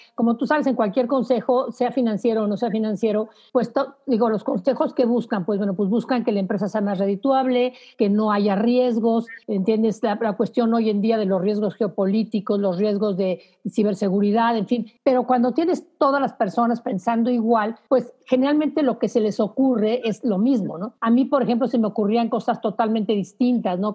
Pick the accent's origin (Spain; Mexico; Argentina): Mexico; como mexicanos nada más estamos dos